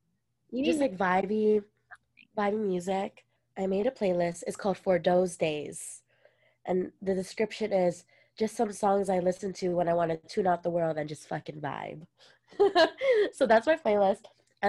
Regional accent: Philippines; accent: Filipino; This my Filipino accent almost came out.

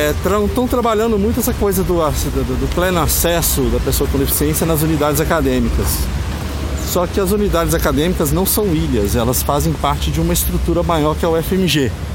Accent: Minas Gerais, Brazil; also born or lived in São Paulo; Nasci em São Paulo, numa época que meus pais foram tentar a sorte por lá. E aos dois anos de idade vim para Minas é, em definitivo

